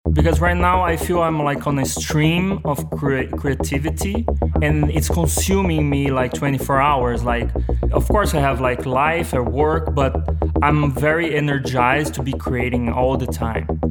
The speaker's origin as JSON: {"language": "English", "region": "São Paulo", "country": "Brazil", "tie": "born or raised there", "second_language": "English", "moved": "as an adult", "lives_now": "New York, United States", "said": "I was born in Brazil, like in a. I mean, it's this small like town in Brazil called. Uh, uh, the translation would be like New Horizon. Um, and it's it's like uh, in the São Paulo state, which is like the the main state in Brazil. But I grew up there"}